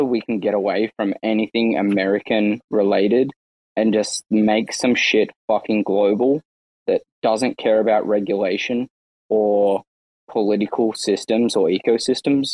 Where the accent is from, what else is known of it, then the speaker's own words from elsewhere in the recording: Australia; as an Australian